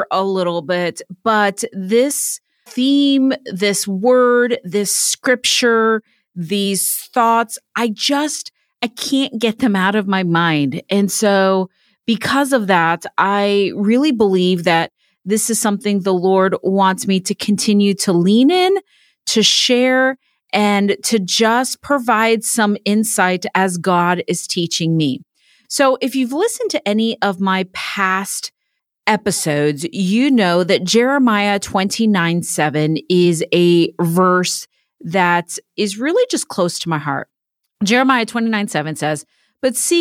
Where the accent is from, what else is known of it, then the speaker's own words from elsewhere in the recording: Miami, Florida, United States; also born or lived in Orlando, Florida / Clemmons, North Carolina; now in Indiana, United States; I'm originally from Miami